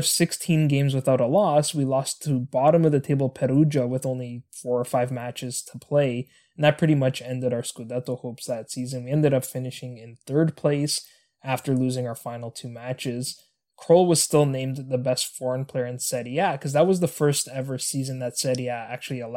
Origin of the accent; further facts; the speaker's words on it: Canada; my home country of Canada